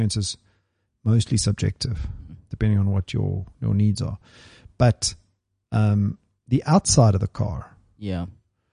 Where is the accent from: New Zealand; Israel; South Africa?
South Africa; Cape Town, Western Cape; moved away; I grew up in Cape Town before my driving days